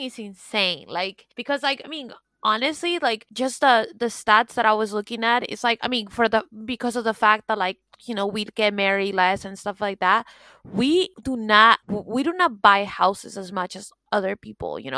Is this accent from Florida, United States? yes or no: yes; Florida, United States; moved away as an adult; now in Paris, France; I grew up in Florida